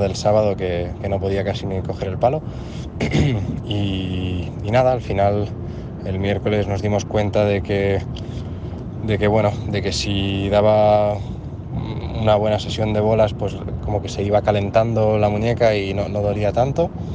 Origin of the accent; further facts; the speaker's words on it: Moià, Catalonia, Spain; de Moyá, de mi pueblo